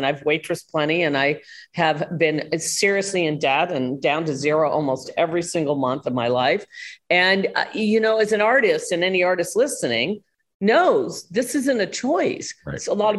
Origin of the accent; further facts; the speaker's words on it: Midwest, United States; I was from the Midwest. I wasn't a blonde bimbo.